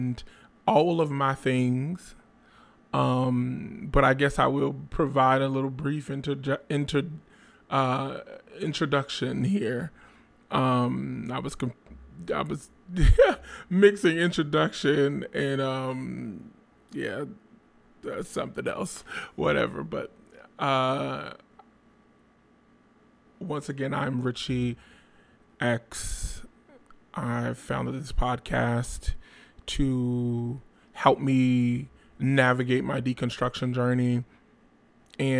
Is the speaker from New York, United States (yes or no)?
no; Trenton, New Jersey, United States; hailing out of Trent, New Jersey, my hometown